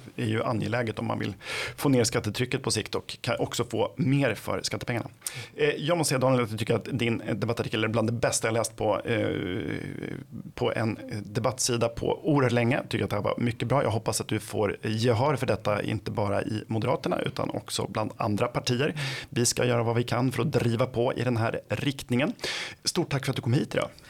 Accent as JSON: {"language": "Swedish", "town": "Flen", "region": "Södermanland", "country": "Sweden", "said": "jag kommer själv från Flen"}